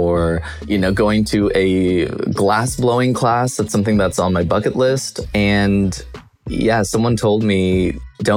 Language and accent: English; Boise, Idaho, United States; moved away as an adult; now in Los Angeles, United States; I grew up in Idaho, in Boise, Idaho, the big city